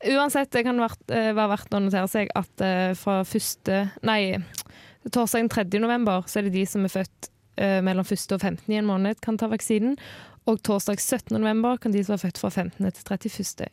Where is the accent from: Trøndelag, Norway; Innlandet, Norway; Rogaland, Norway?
Rogaland, Norway; Stavanger; moved away; Jeg har òg vært med mine foreldre hjemme i Stavanger